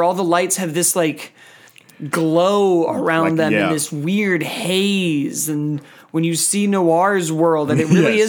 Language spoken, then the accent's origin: English; Chicago, Illinois, United States; I grew up in Chicago